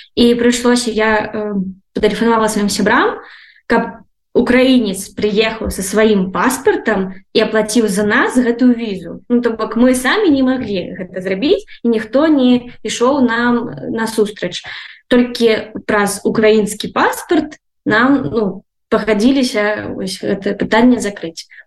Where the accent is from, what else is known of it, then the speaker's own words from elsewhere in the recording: Belarus; now in Ukraine; я беларуска